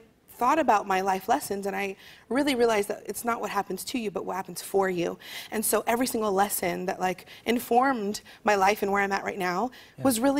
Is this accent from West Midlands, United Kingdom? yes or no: no; Leeds, Yorkshire and the Humber, United Kingdom; And I was like, I'm from Leeds. He's like, oh, you don't have a proper Leeds accent.